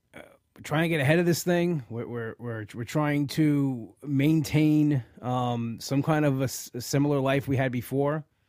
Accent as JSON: {"language": "English", "region": "New York", "country": "United States", "said": "I'm a New Yorker"}